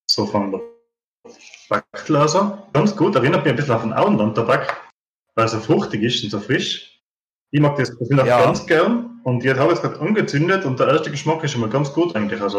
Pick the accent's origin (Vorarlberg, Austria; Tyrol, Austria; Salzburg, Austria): Tyrol, Austria; bin 36 Jahre alt. Ich bin aus Tirol in Österreich